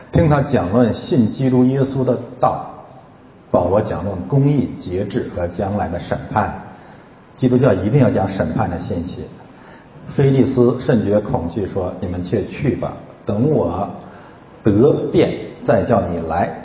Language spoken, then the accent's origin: Chinese; China; 我是中国人